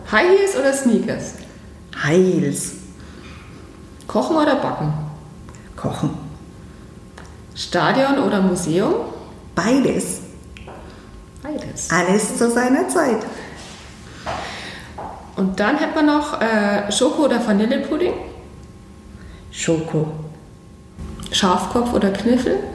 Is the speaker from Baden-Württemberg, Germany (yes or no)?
no; Bavaria, Germany; Als Fränkin natürlich Fränkisch und Franken.